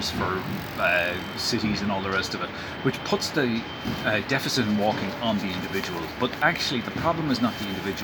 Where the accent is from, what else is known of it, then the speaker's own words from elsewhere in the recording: Dublin, Leinster, Ireland; my hometown of Dublin